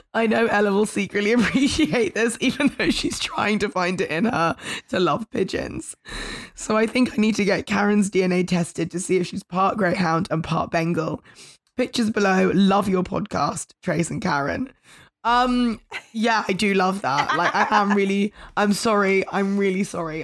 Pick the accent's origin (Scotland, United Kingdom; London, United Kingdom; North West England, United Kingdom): London, United Kingdom; as a Londoner